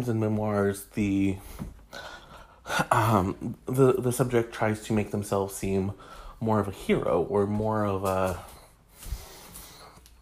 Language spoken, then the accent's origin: English; Michigan, United States; I'm from Michigan myself, we come from two very different towns